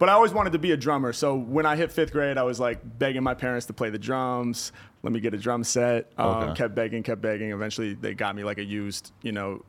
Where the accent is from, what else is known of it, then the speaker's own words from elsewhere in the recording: Portland, Oregon, United States; moved away as an adult; now in Los Angeles, United States; Yeah, I'm from Portland, Oregon, originally. Born and raised there. And then came down to L.A., in 2008